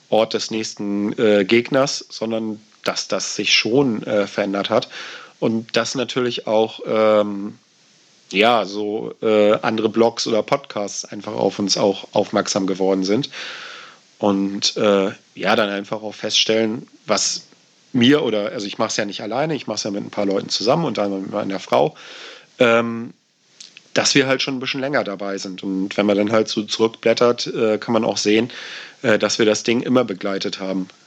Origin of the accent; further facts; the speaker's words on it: Kiel, Schleswig-Holstein, Germany; als Kieler fühlt man sich da auch ganz wohl, dass man da so zwei Ligen Abstand hat